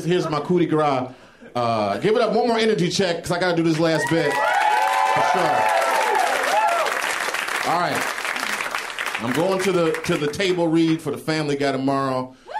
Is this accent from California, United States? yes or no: no; Chicago, Illinois, United States; from Chicago.